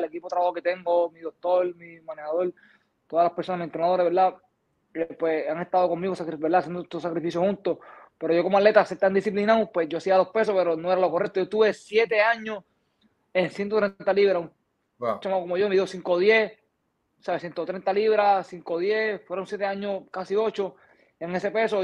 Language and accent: Spanish; Puerto Rico; De donde yo vengo, de donde yo me crié